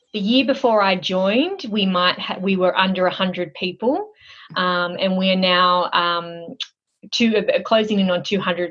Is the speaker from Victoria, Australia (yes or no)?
no; Sydney, New South Wales, Australia; moved away as an adult; now in Melbourne, Australia; I am originally from Sydney, and that's where I grew up